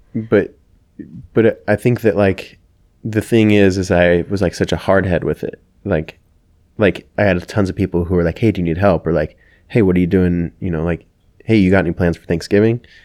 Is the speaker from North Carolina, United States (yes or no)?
no; Kelso, Washington, United States; also born or lived in Everett, Washington; I, uh, grew up in, in Kelso from ages, I think, three to nine. I think that we moved from Everett, um, Kelso, Washington.